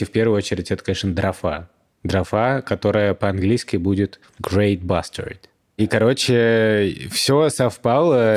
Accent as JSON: {"language": "Russian", "country": "Russia", "said": "мы из России"}